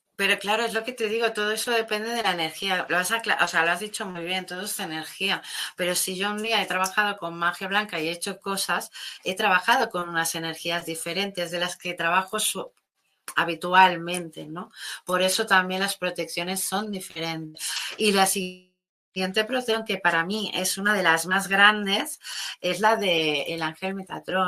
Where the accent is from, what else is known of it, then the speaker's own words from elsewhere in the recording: Catalonia, Spain; me sentía como como en plan de apoyar los de mi tierra, los de mi zona